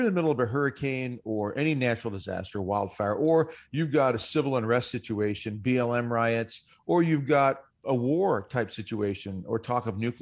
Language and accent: English; Nebraska, United States; I grew up in the Midwest in Nebraska